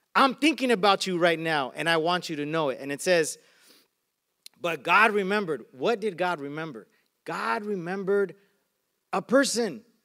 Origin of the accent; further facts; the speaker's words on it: Arizona, United States; now in Carson, United States; I grew up in Arizona